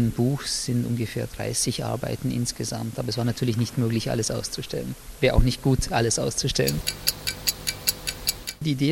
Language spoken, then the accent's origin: German; Austria; weil ich als Österreicher, der, äh, ich würde mal sagen, in der Erinnerungskultur der 80er und 90er Jahre aufgewachsen und sozialisiert worden ist